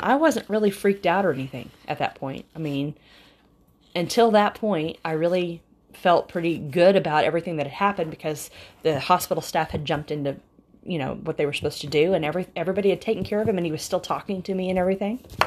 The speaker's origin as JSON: {"language": "English", "region": "Oklahoma", "country": "United States", "said": "we're from Oklahoma"}